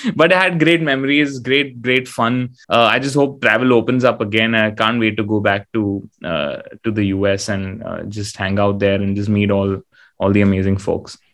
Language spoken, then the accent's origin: English; India; being an Indian artist